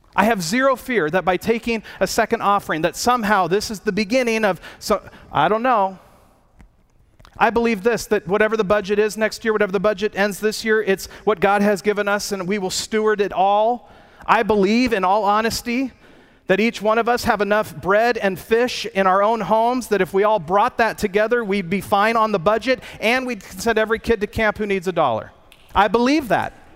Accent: United States; I'm an American.

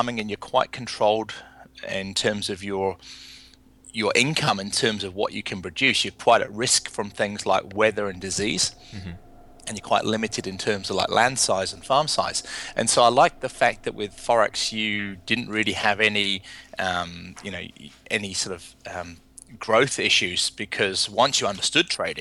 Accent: England, United Kingdom; moved away as an adult; now in New Zealand; I emigrated from England in my early 20s, mm-hmm. came to New Zealand to pursue farming

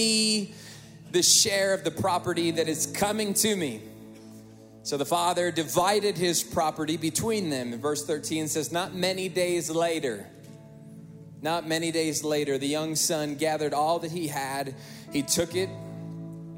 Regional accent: Northwest Indiana, United States; We grew up in the Midwest, Northwest Indiana.

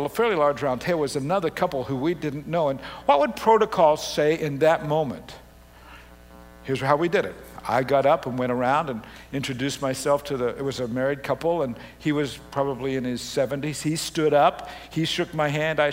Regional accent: Australia; moved away; also born or lived in Canada; Having grown up in Australia and Canada, you know, particularly as a kid in Australia

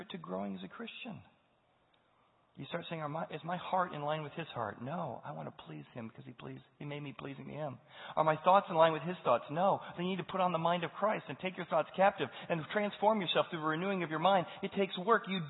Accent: United States; as an American

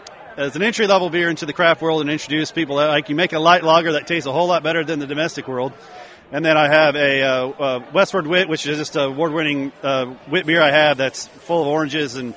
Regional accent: Independence, Missouri, United States; I grew up in Independence. I'm from Independence

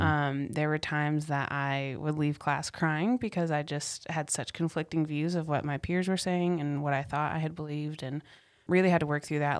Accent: Cary, North Carolina, United States; also born or lived in Apex; I grew up in the Raleigh area. It's a suburb of Raleigh called Cary.

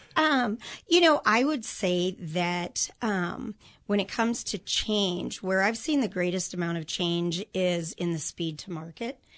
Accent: Chicago suburbs, Illinois, United States; moved away as an adult; now in Kansas City, United States; I grew up in the Chicago suburbs

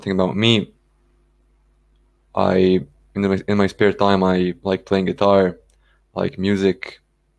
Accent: Ireland; English is a second language; moved away; also born or lived in Belgrade, Serbia; I grew up in Ireland and that's where I learned English. I've been speaking English since a very, very young age.

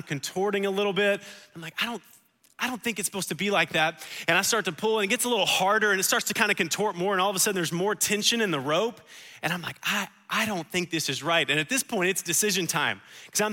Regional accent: United States; I'm an American.

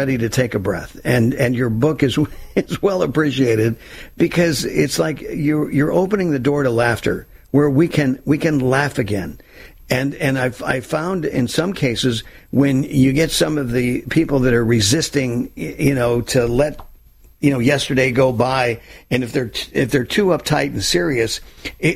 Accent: California, United States; I was born and raised in California.

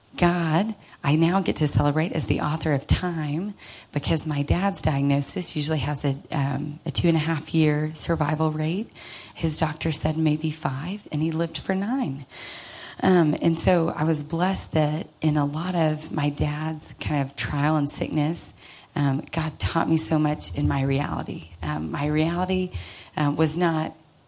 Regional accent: Dallas, Texas, United States; I grew up here in Dallas to some sweet, loving parents

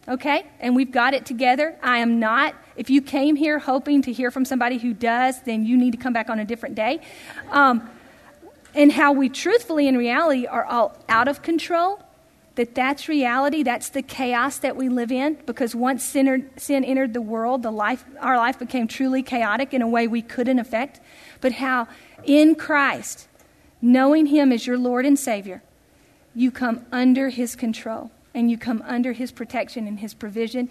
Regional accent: Tennessee, United States; growing up in Tennessee

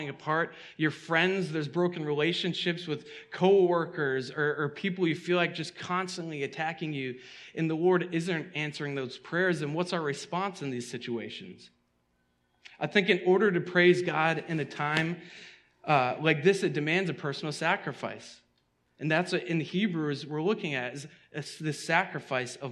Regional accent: outside of Boston, Massachusetts, United States; the church I grew up in outside of Boston

